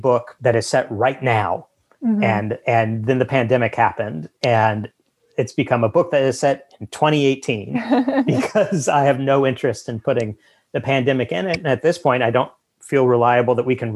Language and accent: English; Springfield, Missouri, United States; now in Los Angeles, United States; Springfield, Missouri, my hometown